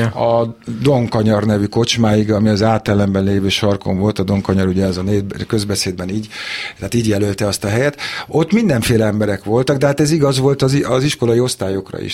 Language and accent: Hungarian; Budapest, Hungary; ott születtem az ülőjúton, az István kórházban születtem, és az ülőjúton laktunk